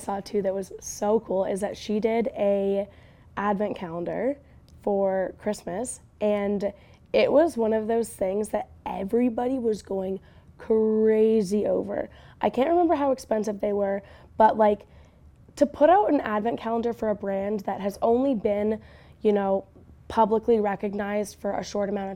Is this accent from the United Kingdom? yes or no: no; Canada; as a Canadian